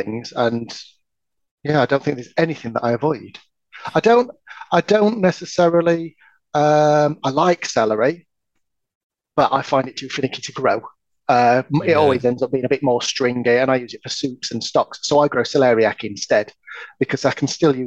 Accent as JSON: {"language": "English", "region": "Yorkshire and the Humber", "country": "United Kingdom", "said": "I don't speak French. I'm from Yorkshire"}